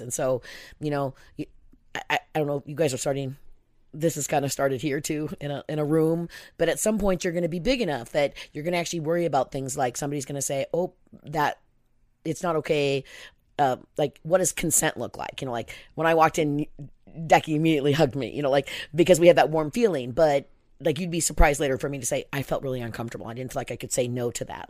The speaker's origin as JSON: {"language": "English", "region": "Pacific Northwest", "country": "United States", "tie": "born or raised there", "said": "I was born in 1962 in the Pacific Northwest."}